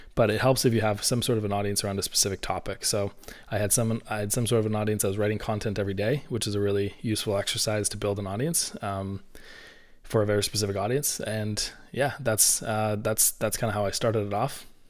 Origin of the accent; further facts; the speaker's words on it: Canada; I'm Canadian, so I say niche